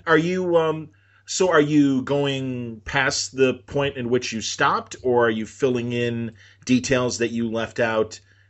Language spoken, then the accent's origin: English; Canada; But I'm from Canada